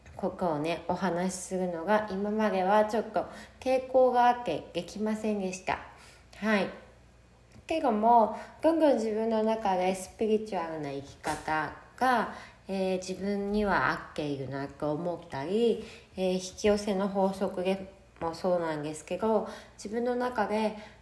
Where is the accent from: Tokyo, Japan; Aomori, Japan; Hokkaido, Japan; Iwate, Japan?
Hokkaido, Japan; Sapporo; moved away as an adult; now in Miyakojima, Japan; 生まれも育ちも北海道の札幌で育ちました。